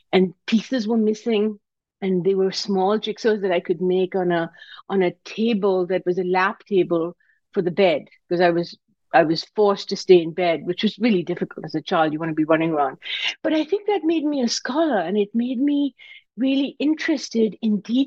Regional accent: Karachi, Sindh, Pakistan; now in United States; I came to America from Pakistan. I grew up in Karachi, Pakistan.

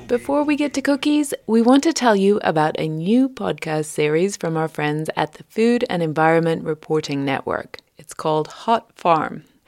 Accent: United Kingdom; moved away as an adult; now in United States; British transplant to the U S

